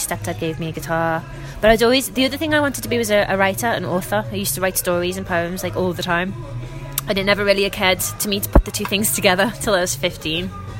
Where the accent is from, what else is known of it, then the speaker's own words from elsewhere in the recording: Kirkby, North West England, United Kingdom; I'm from Kirby.